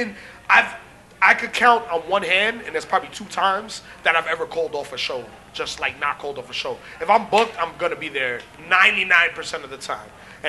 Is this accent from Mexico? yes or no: no; Jamaica; Kofi was the fake Jamaican, so, you know, we're real Jamaican.